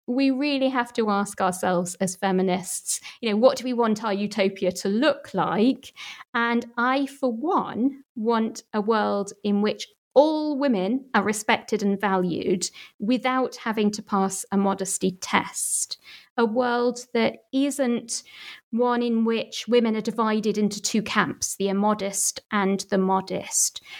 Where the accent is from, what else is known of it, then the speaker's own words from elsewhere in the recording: Manchester, North West England, United Kingdom; my hometown Manchester